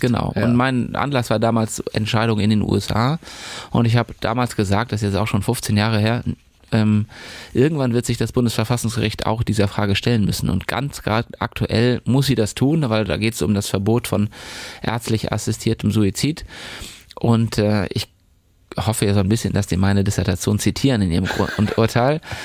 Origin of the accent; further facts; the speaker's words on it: Plön, Schleswig-Holstein, Germany; also born or lived in Eutin / Hamburg / Göttingen / Galway, Ireland; now in Kiel, Germany; Geboren wurde ich in Neutin, mein Abitur habe ich in Plön gemacht und dann bin ich erstmal raus aus Schleswig-Holstein